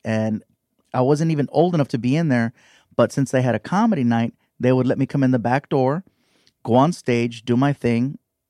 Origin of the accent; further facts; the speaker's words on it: Long Beach, California, United States; Here in Long Beach.